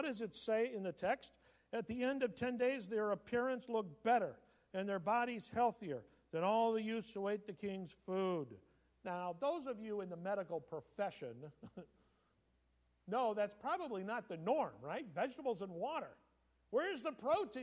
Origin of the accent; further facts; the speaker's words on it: United States; As American Jews